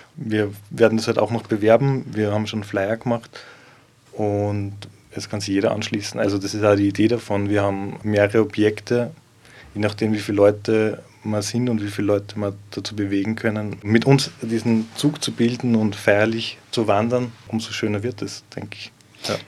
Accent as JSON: {"language": "German", "town": "Gallneukirchen", "region": "Upper Austria", "country": "Austria", "moved": "as an adult", "lives_now": "Linz, Austria", "said": "Ich komme tatsächlich aus der Region, ähm, wo das Festival der Regionen heuer stattfindet, also aus Gallnerkirchen genauer gesagt"}